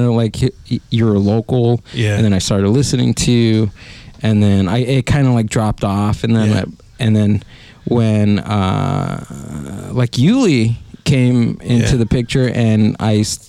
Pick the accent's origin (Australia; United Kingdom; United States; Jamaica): United States; Whittier, California; now in Chino, United States; I grew up in Whittier